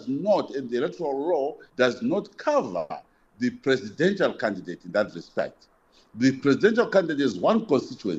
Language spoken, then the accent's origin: English; Zimbabwe; I will be campaigning in Zimbabwe, which is my country